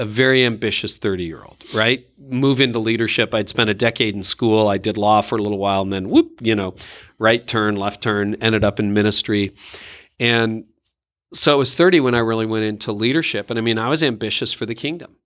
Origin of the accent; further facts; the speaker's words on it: Canada; I am Canadian